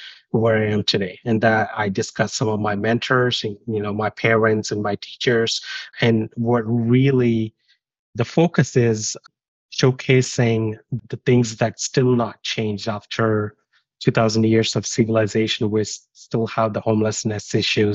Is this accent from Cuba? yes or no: no; India; moved away as an adult; also born or lived in United Kingdom; I grew up in India, and I always look back my childhood